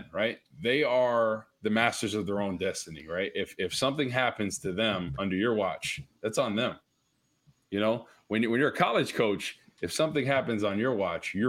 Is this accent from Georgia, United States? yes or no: no; New Jersey, United States; moved away; I grew up in Jersey, North Jersey